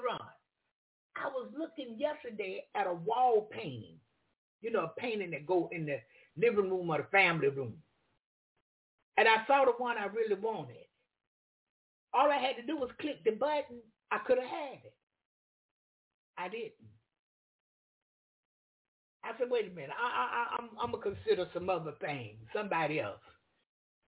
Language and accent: English; the South, United States; I'm from the South.